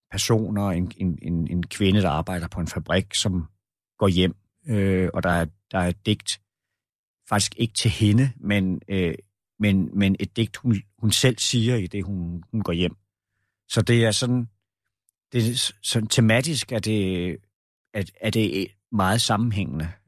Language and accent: Danish; Roskilde, Zealand, Denmark; born there; Jeg er jeg, jeg husker det jo ikke selv, men man har fortalt mig, at jeg er født i Roskilde.